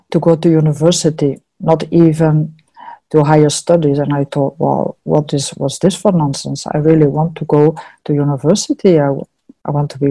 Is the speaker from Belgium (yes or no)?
yes; Antwerp, Flanders, Belgium; moved away as an adult; now in New Zealand; I'm from Antwerp